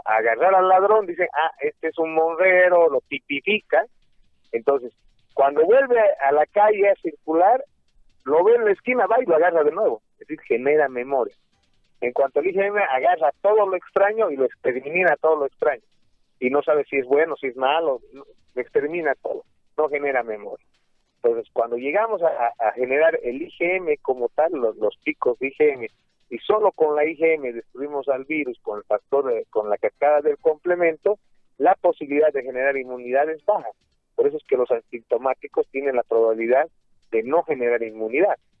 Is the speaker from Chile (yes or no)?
no; Bolivia; todos nosotros como bolivianos